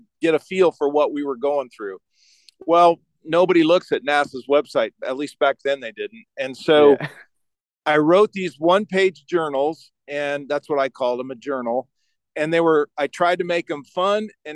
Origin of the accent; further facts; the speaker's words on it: Omaha, Nebraska, United States; moved away as an adult; also born or lived in Ashland, Nebraska / Houston, Texas; I was born in Omaha